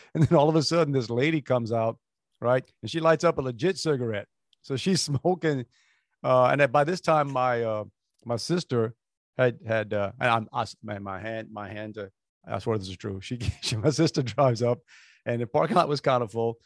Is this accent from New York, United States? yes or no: no; Galliano, Louisiana, United States; now in Houston, United States; growing up in Galliana